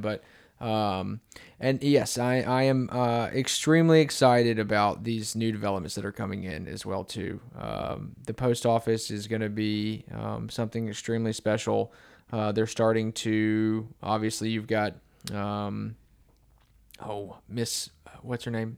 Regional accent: Bellevue, Tennessee, United States; I grew up in Bellevue

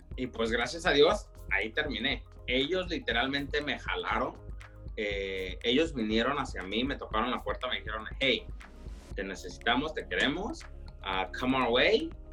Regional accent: Woodland, California, United States; also born or lived in Hanford, California; a muy temprana edad mis padres decidieron venirse para el norte de California, aquí a Woodland

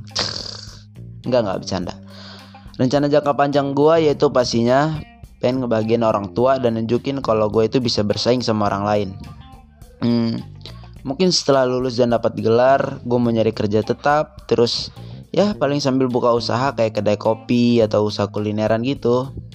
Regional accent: Bandar Lampung, Lampung, Indonesia; asal sekolah gua dari Man satu, Bandar Lampung

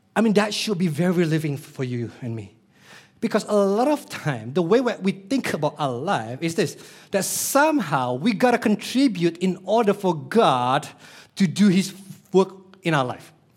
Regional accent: Denpasar, Bali, Indonesia; I was born in Denpasar, Bali, Indonesia

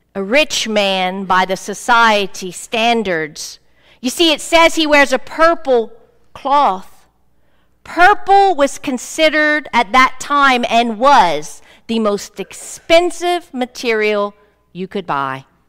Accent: South Louisiana, United States; I'm from South Louisiana

